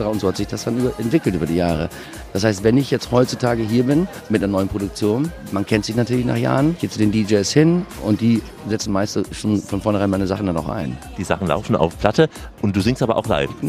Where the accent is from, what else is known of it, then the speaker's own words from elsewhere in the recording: Germany; Ich bin in Deutschland aufgewachsen.